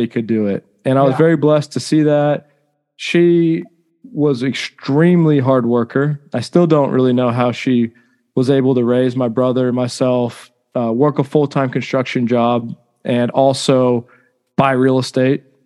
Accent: Round Rock, Texas, United States; also born or lived in Cleveland, Ohio; I was born in Cleveland, Ohio. I moved to Round Rock when I was 2 or 3 years old

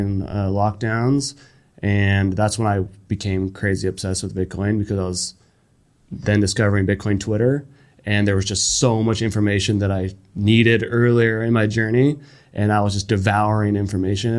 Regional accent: United States; as an American

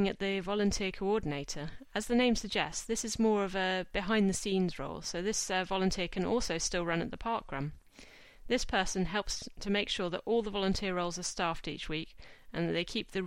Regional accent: Exeter, South West England, United Kingdom; moved away; my husband and I were both from Exeter.

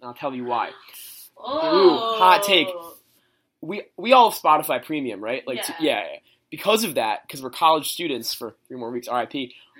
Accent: New Jersey, United States; I'm from New York. I'm from North Jersey. I never go down to the shore.

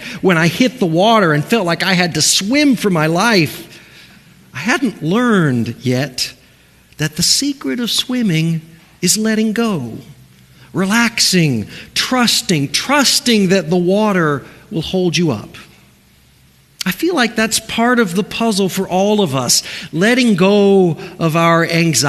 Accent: Cocoa Beach, Florida, United States; I was raised near Cocoa Beach, Florida, with a swimming pool at the house

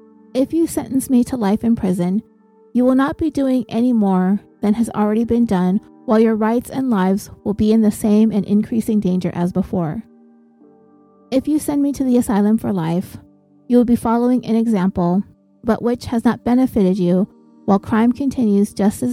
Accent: Arkansas, United States; born there; I was born in Arkansas State, and before I was 10 years of age, my father deserted the family

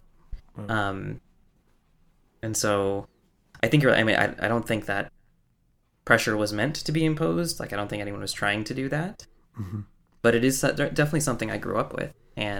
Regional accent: United States; I was the doctor's son growing up in America

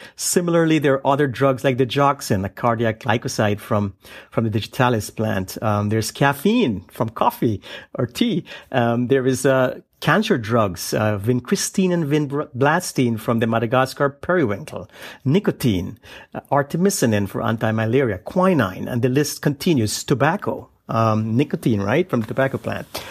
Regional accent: Guyana; now in United States; I was born and I grew up in the uh, uh, South American country uh, known then as British Guiana, um, now known as Guyana

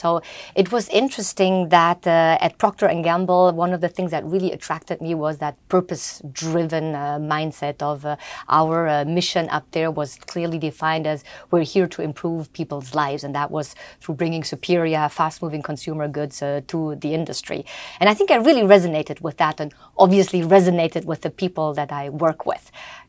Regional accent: Germany; I grew up in Germany mostly. My passport is German.

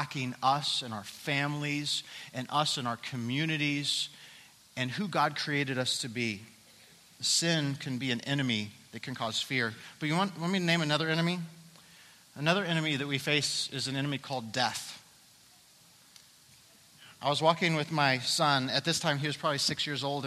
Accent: Colorado, United States; I'm from Colorado

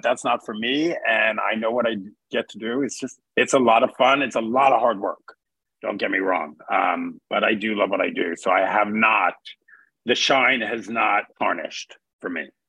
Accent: New York City, New York, United States; moved away; also born or lived in Connecticut / Boston; I grew up in New York City. I grew up in Queens

